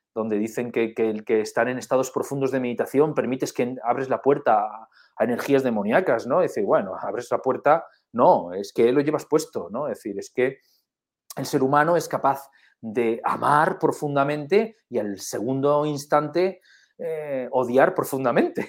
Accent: Spain; somos españoles

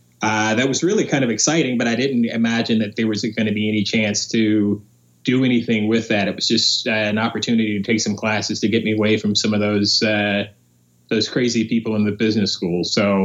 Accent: Asheville, North Carolina, United States; also born or lived in Philadelphia; I'm originally from Asheville, North Carolina.

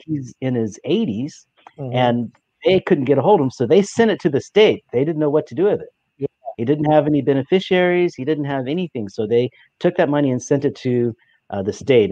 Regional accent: Alaska, United States; moved away as an adult; also born or lived in San Diego; I am from Alaska

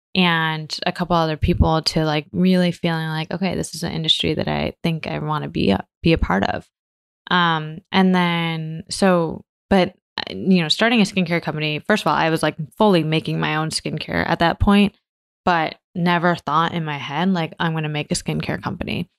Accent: Michigan, United States; also born or lived in New York; now in San Francisco, United States; I grew up in Michigan, and my family um, were Taiwanese

